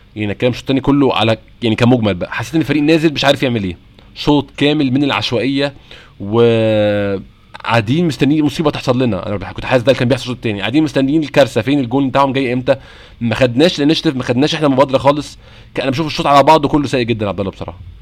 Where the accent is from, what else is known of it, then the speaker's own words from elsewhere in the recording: Egypt; هنا عندنا في مصر